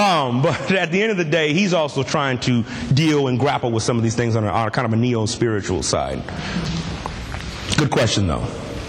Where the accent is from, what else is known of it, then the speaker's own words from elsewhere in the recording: California, United States; I'm from the Bay Area, so 106.1 KMEL.